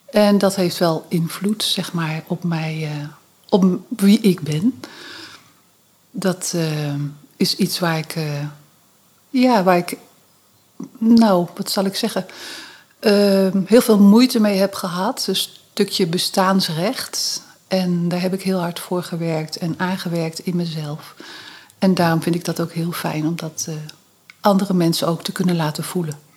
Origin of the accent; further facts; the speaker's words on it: Utrecht, Netherlands; born there; Ik ben geboren in Utrecht uh, en, uh, in het Huis van Ongehuwde Moeders, Beeldstraat 186 ons thuis. Um, en daar heb ik de eerste vier jaar van mijn leven gezeten.